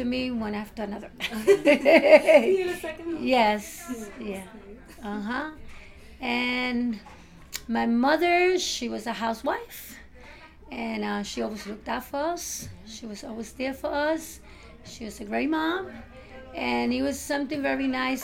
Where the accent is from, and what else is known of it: New York City, New York, United States; born or raised there; English is a second language; also born or lived in Puerto Rico